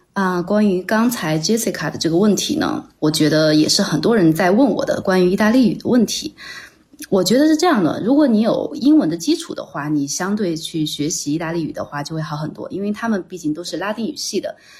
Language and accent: Chinese; China; moved away as an adult; also born or lived in Chengdu / Milan, Italy; now in Rome, Italy; 我呢是在国内读的本科，大三的时候，也就是二零零八年开始，在高文安设酒仙公司的成都分公司担任手绘设计师